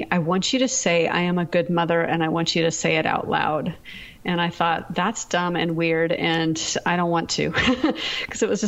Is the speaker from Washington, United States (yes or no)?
yes; Seattle, Washington, United States; We're actually from the Seattle area, but we were in Texas.